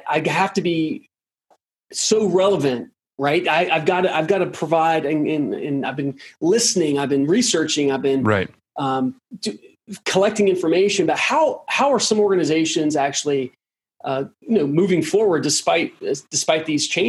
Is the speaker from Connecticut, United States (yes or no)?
no; Durham, North Carolina, United States; I grew up in Durham, North Carolina.